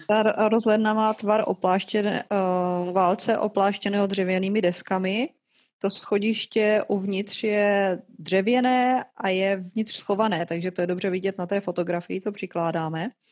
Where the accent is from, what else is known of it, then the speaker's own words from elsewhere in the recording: South Moravian Region, Czechia; jsme z Jižní Moravy